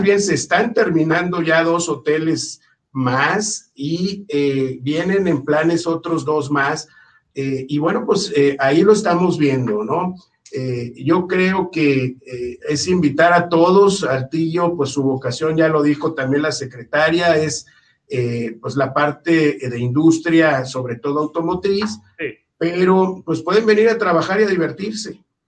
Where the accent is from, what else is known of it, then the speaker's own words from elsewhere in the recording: Mexico City, Mexico; moved away; yo soy del DF y tengo ya muchos años en el norte del país